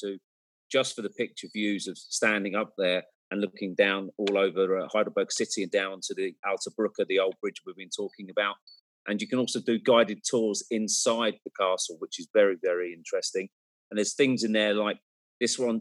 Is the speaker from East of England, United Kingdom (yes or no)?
yes; Cambridge, East of England, United Kingdom; I come from Cambridge. We have a small little university there as well in England.